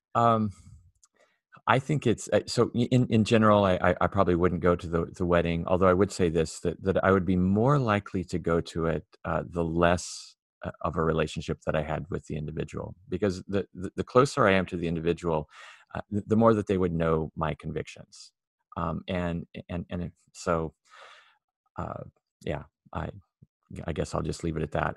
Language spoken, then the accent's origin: English; Myrtle Point, Oregon, United States; I grew up in Myrtle Point